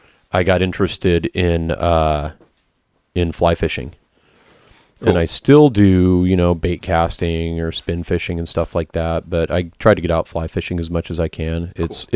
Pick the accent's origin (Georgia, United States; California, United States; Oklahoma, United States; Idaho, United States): Idaho, United States; also born or lived in San Diego / Washington State; now in Washington, United States; I grew up in Idaho and lived on a ranch. We had about 1,000 acres in Idaho.